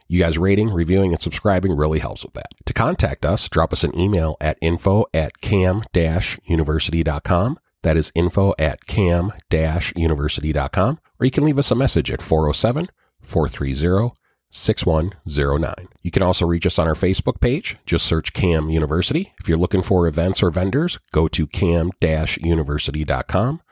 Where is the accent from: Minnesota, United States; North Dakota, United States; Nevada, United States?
Minnesota, United States; now in Florida, United States; I'm from Minnesota originally